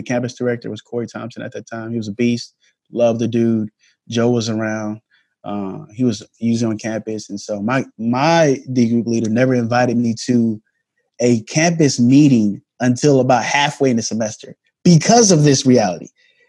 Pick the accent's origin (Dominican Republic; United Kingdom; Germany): Germany; I grew up in a culture that wasn't just my own. I grew up in Germany, you know.